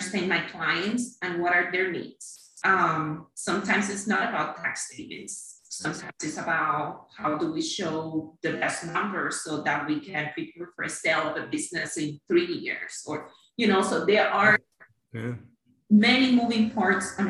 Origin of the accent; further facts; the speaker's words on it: Cuba; moved away as an adult; also born or lived in Miami, United States; now in Naples, United States; I'm originally from Cuba